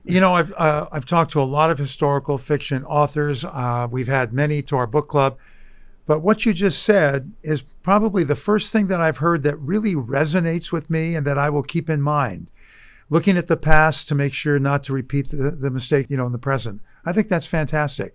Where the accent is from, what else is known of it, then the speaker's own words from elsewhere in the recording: Albany, California, United States; also born or lived in Oakland, California; I grew up in Albany.